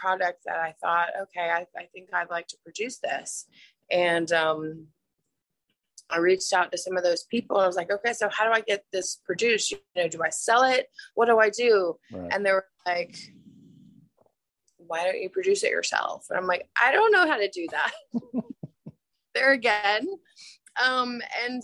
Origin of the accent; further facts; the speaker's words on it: Atlanta, Georgia, United States; now in Huntsville, United States; I grew up in Atlanta